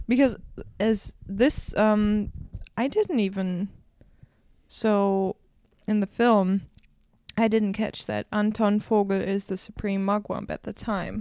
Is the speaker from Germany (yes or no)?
yes; Berlin, Germany; English is a second language; from Berlin. Like, I was born in Berlin, raised